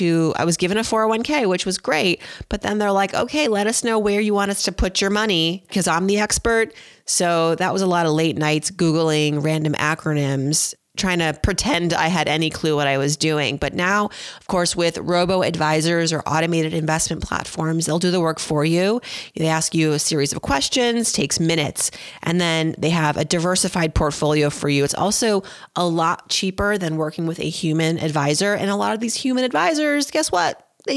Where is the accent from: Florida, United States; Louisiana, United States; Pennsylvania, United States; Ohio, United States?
Pennsylvania, United States; Philadelphia; But, you know, I'm partially from Philadelphia, so got to root for the Eagles.